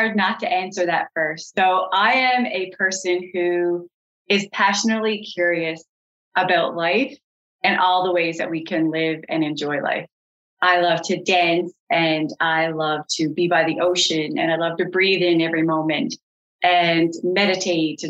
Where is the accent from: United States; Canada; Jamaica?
Canada; Colliers, Newfoundland and Labrador; I grew up in Colliers, out in rural Newfoundland